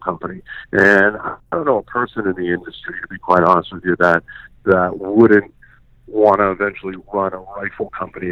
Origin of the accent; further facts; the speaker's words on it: Boston, Massachusetts, United States; moved away as an adult; now in Montana, United States; I grew up in Boston, you know, my whole life.